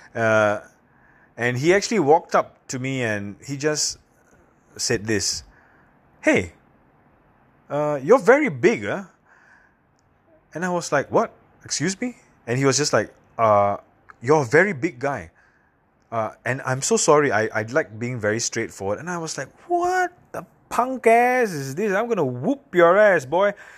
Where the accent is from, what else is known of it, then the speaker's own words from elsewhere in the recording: Singapore; I come from a little island in Southeast Asia called Singapore